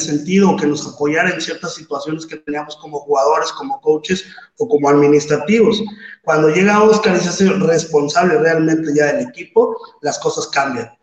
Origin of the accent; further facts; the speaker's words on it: Mexico City, Mexico; soy del DF, juego mis etapas infantiles en Redskins del Estado de México